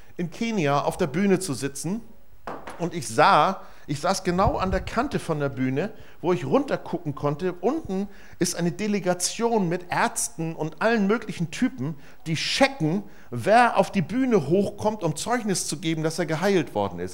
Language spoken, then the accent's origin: German; Germany; als Deutscher